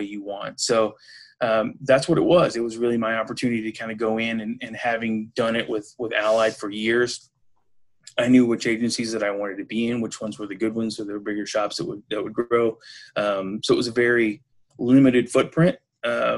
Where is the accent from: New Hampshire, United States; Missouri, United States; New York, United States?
Missouri, United States; moved away as an adult; also born or lived in California / Harrisburg, Pennsylvania; now in Chagrin Falls, United States; I'm originally from Missouri